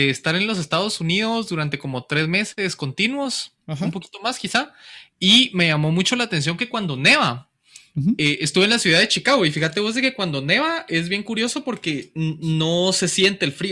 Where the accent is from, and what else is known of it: Guatemala